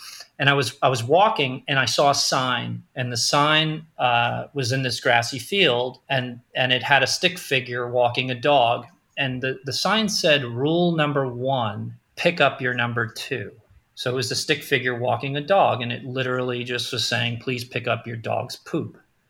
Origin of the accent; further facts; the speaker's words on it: Queens, New York, United States; there's a picture of the apartment that I grew up in Queens right on the wall when you walk in the door.